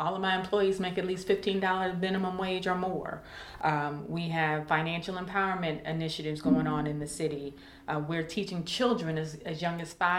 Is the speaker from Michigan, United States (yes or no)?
no; St. Louis, Missouri, United States; I'm from Walnut Park too.